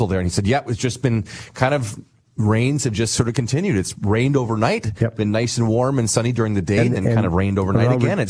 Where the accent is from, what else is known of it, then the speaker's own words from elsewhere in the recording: Saskatoon, Saskatchewan, Canada; as a kid growing up in Saskatoon